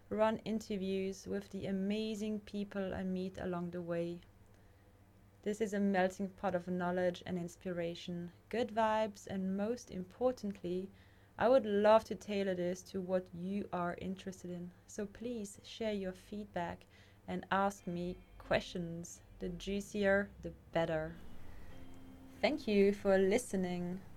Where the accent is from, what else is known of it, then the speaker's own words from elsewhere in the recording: Mauritius; moved away; also born or lived in France / Indonesia / Australia / Canada; I was born in France and I grew up on different islands like Mauritius and Bali and also Australia. I've also lived in Canada, I've traveled the world to study, meet people, learn, grow, and discover my potential in this lifetime.